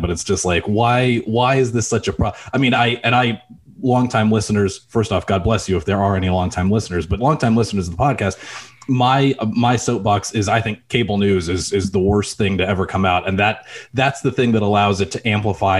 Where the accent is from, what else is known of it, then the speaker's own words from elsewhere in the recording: El Paso, Texas, United States; moved away; I grew up in El Paso. I spent middle school and high school in El Paso, Texas